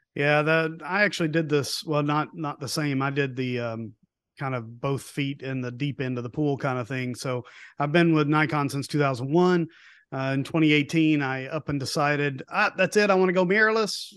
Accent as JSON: {"language": "English", "region": "East Tennessee", "country": "United States", "tie": "born or raised there", "also_born_or_lived": "Homestead, Florida", "moved": "yes", "said": "I grew up in East Tennessee, so I grew up around the Smoky Mountains"}